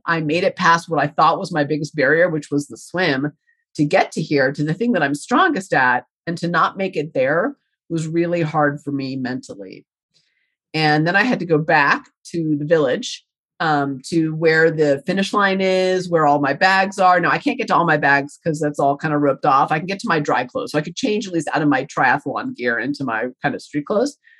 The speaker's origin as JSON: {"language": "English", "region": "Colorado", "country": "United States", "said": "I'm from Colorado and I train a lot in the hills in Colorado and New Mexico."}